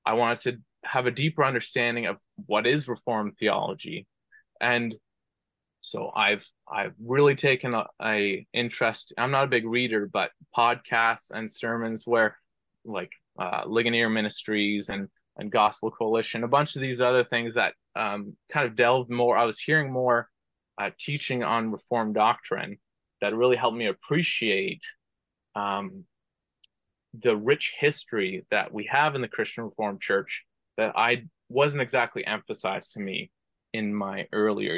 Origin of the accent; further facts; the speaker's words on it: Brampton, Ontario, Canada; I was born and raised in Brampton, Ontario